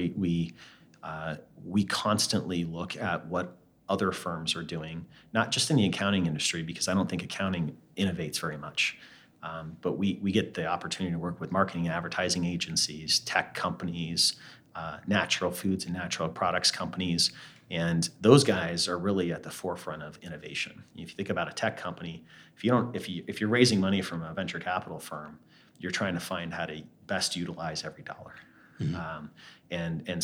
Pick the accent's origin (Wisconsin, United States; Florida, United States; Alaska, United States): Alaska, United States; I grew up in Alaska.